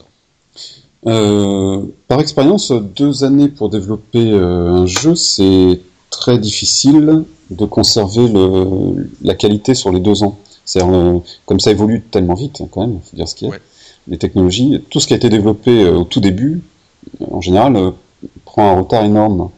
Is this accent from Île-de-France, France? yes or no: no; Corsica, France; moi je suis corse